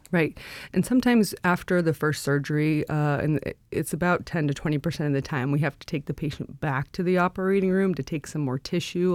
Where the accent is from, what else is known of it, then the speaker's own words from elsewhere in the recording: Anchorage, Alaska, United States; also born or lived in North Carolina; I grew up in Anchorage. I, uh, went to high school at West High.